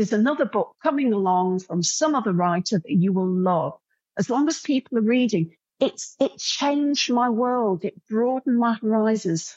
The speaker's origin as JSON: {"language": "English", "town": "Coalville", "region": "East Midlands", "country": "United Kingdom", "said": "I'm from Colville, a defunct pit town where the pit shot and everybody drank away"}